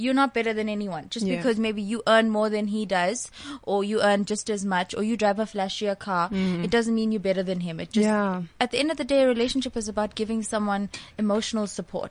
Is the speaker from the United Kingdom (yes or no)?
no; India; you know I'm Indian, so they were a little bit conservative.